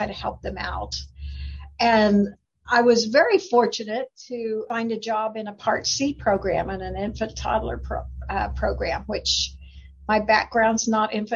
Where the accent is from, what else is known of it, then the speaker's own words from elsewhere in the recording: Kansas, United States; moved away as an adult; also born or lived in Branson, Missouri / Arkansas; I was born and raised in Kansas